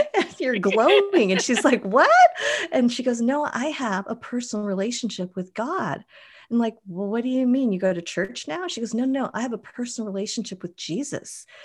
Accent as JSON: {"language": "English", "town": "Boulder", "region": "Colorado", "country": "United States", "tie": "born or raised there", "moved": "as an adult", "lives_now": "Mission Viejo, United States", "said": "I grew up in Boulder, which is totally granola"}